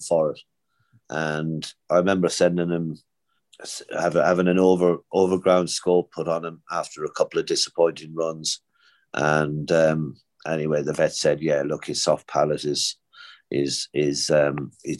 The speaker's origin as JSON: {"language": "English", "town": "Naas", "region": "County Kildare", "country": "Ireland", "tie": "born or raised there", "moved": "yes", "said": "Nace is my hometown"}